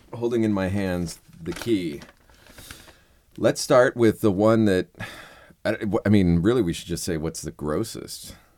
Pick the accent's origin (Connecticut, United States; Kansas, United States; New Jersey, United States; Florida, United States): Florida, United States; South; moved away; also born or lived in Key West; growing up in South Florida